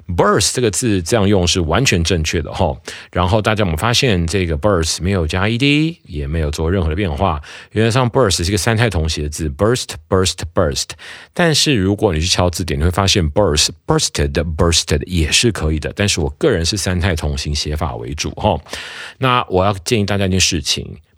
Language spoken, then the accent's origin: Chinese; Taiwan; 我们台湾人讲了